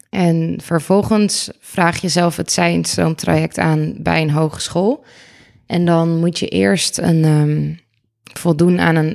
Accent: Amsterdam, North Holland, Netherlands; Ik ben eh … Ik ben 32 jaar uit Amsterdam.

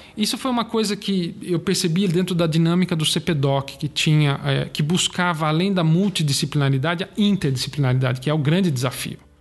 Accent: Brazil; Nós somos brasileiros

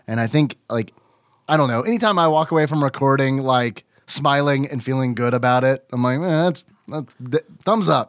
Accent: United States; I'm American

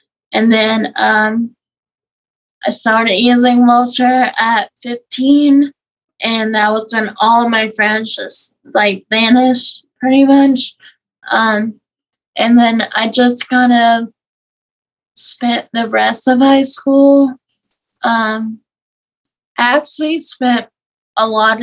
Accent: South Louisiana, United States; I'm from South Louisiana.

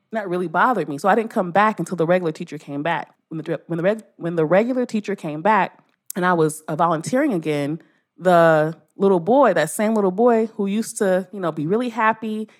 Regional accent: Los Angeles, California, United States; I was raised in, I'm in South, I'm from South Central L

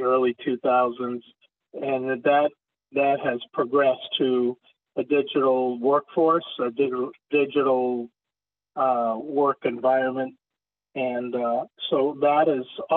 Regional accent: southern Maine, United States; moved away as an adult; also born or lived in Florida; I had started a scratch practice in my hometown in southern Maine.

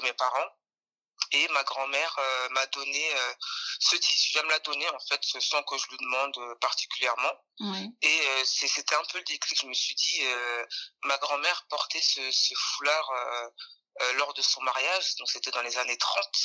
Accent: France; j'ai grandi en France

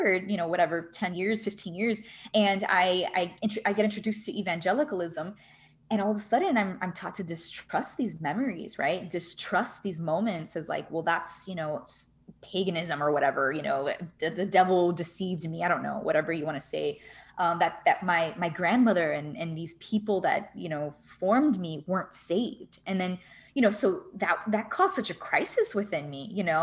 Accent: Miami, Florida, United States; growing up in Miami, I partied a lot

